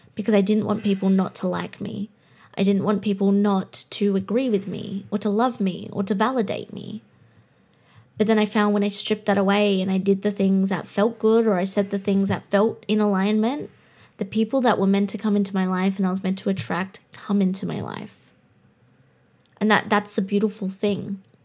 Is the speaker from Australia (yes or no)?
yes; Australia; I'm Australian